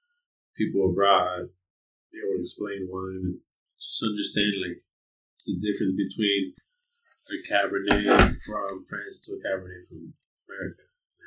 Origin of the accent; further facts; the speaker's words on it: Los Angeles, California, United States; I was born and raised in Los Angeles, you know, part of the public school system.